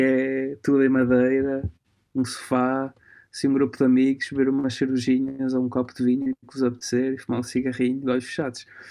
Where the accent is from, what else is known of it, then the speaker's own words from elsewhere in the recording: Portugal; also born or lived in Alba Iulia, Transylvania, Romania; nasci na, na zona da Transilvânia e numa, numa, pequena, numa pequena cidade chamada Alba uhum. mas vim para Portugal com 4 meses, ou seja, eu cresci aqui, tenho o carimbo de romeno e tenho assim, mas, mas cresci em Portugal.